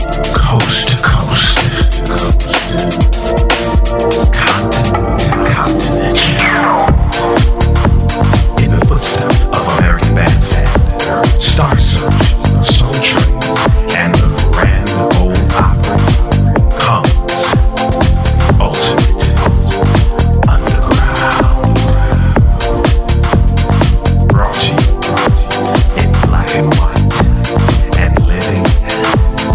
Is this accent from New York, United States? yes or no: yes; New York City, New York, United States; moved away; broadcasting this week from the Big Apple, New York City, my hometown.